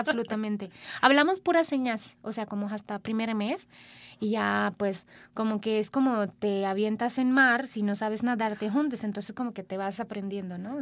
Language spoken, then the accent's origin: Spanish; Sri Lanka; first language Sinhala; Spanish is a second language; now in Mexico; Mi idioma se llama Sinhala, es mi idioma materna